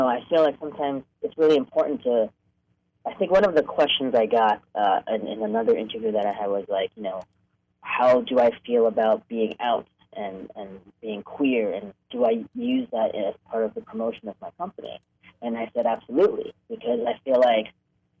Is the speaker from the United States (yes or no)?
yes; New York, United States; moved away as an adult; also born or lived in Hong Kong; now in Los Angeles, United States; I was born in Hong Kong, but I grew up in New York and moved to L.A. for college in 1993